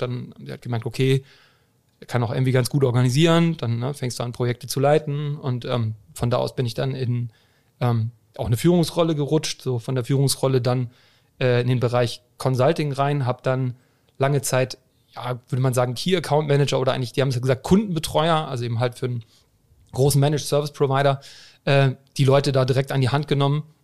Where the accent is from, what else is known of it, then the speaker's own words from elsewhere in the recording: Hamburg, Germany; ich bin Hamburger Jung.